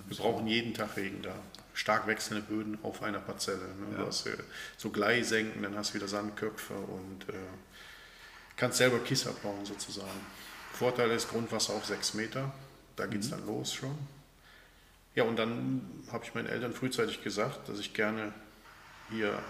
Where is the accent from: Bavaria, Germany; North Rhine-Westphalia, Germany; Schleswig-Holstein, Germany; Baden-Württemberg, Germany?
North Rhine-Westphalia, Germany; Bergheim; Der Ursprung ist Bergheim Fliehsteden. Da bin ich aufgewachsen auf einem kleinen Bauernhof mitten im Dorf.